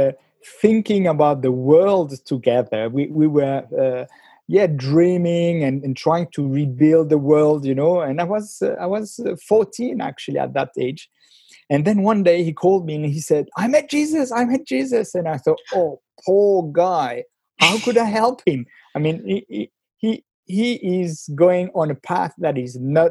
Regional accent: Geneva, Switzerland; accent: French; first language French; English is a second language; I grew up in Geneva, beautiful town with a beautiful lake

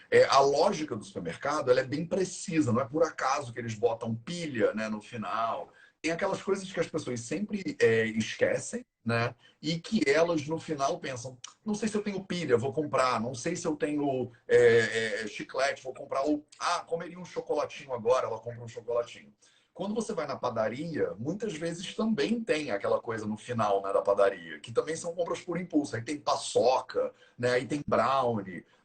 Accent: Rio de Janeiro, Brazil; now in Paraty, Brazil; Eu sou carioca a vida inteira, vivi aqui, estudei, fiz faculdade aqui, né? fiz tudo, andei o Rio de Janeiro inteiro

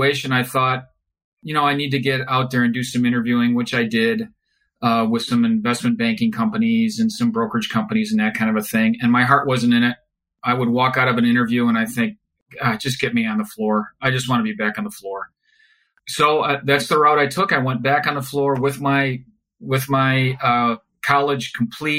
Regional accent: Chicago, Illinois, United States; moved away as an adult; now in California, United States; growing up in Chicago. And then once we moved to California about 25 years ago

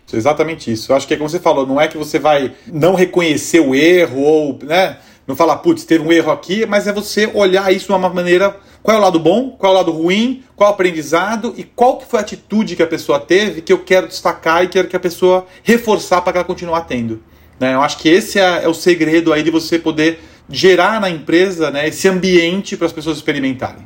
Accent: Brazil; para todos nós como brasileiros

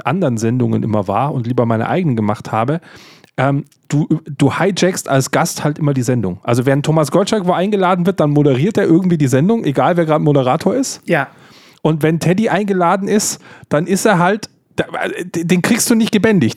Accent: Bavaria, Germany; ich bin evangelisch und in Bayern aufgewachsen

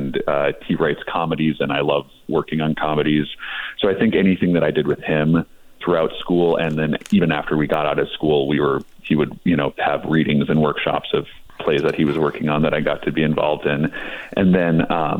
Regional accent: Midwest, United States; now in Los Angeles, United States; I grew up in the Midwest

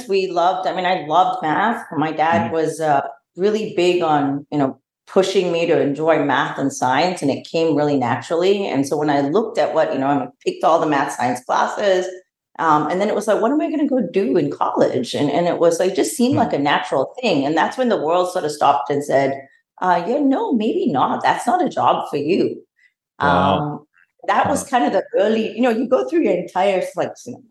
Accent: Australia; moved away as an adult; also born or lived in Malaysia; grew up pretty much in Australia most of my formative years, and my education and my early work experience was in Australia

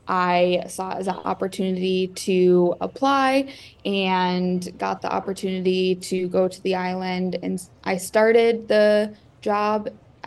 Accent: Traverse City, Michigan, United States; I'm from Traverse City, so not too far, 2.5 hours away from the island, hop, skip, and jump away.

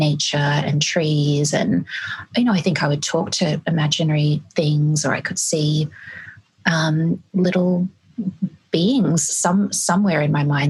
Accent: Greece; now in Australia; I have a European background, I was born in Greece

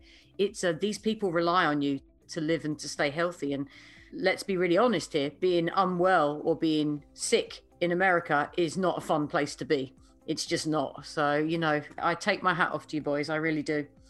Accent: United Kingdom; now in Milford, United States; in my home country of the UK

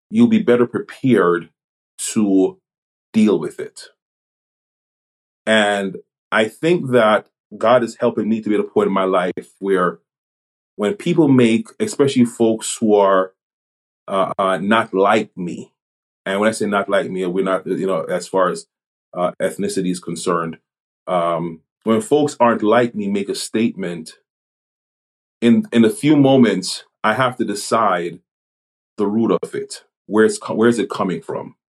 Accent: Jamaica; born there; I was born in Jamaica. I was born on the island, and you know, raised here.

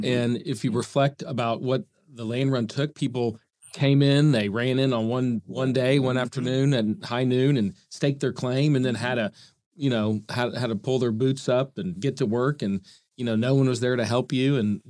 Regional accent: Oklahoma City, Oklahoma, United States; also born or lived in Virginia; And I grew up in Oklahoma City, went to Bishop McGinnis High School, off to college in Virginia at Washington and Lee, and then back to Oklahoma for OU Law School.

